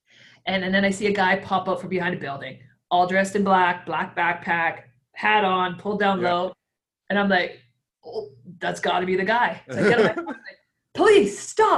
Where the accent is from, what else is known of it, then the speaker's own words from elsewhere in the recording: Victoria, British Columbia, Canada; I'm from Victoria, British Columbia. I'm actually a police officer up here